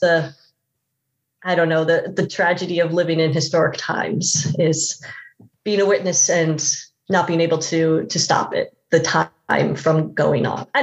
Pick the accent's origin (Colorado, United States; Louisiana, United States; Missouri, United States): Missouri, United States; St. Louis; I grew up in the Midwest. I'm from St. Louis